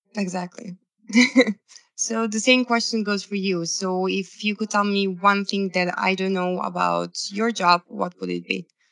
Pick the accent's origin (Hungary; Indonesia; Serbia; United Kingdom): Serbia; i'm from serbia originally